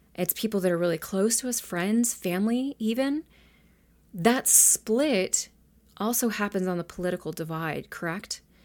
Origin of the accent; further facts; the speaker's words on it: United States; I grew up here in the United States